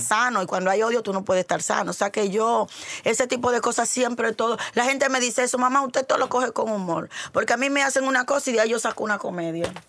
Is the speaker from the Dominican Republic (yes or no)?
yes; Dominican Republic; el prototipo de mujer dominicana soy yo